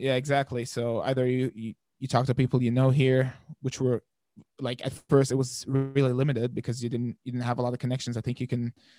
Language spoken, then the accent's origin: English; Palestine; now in Germany; I think the culture there is very, very family oriented.